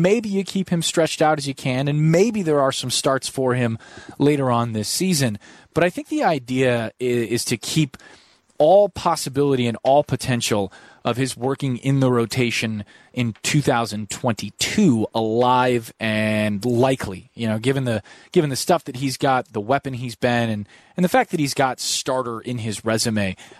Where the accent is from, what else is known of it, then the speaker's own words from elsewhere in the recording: Chicago, Illinois, United States; I'm from Chicago, but moved around a lot and moved back here.